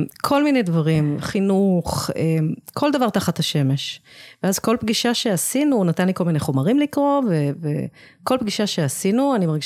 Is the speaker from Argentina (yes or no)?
no; Israel; also born or lived in England, United Kingdom; נולדתי באנגליה. Uh, ההורים שלי עשו עלייה כשהייתי ילדה קטנה. אני תמיד אומרת שזו הייתה בחירה שלהם, לא בחירה שלי.